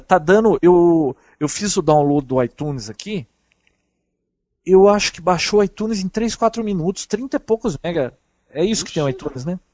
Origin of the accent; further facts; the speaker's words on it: Brazil; Sou do Brasil